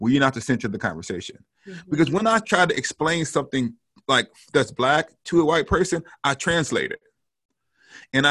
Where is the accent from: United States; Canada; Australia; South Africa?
United States; the South; moved away; also born or lived in St Andrews, Scotland; I grew up in the South in an all Black context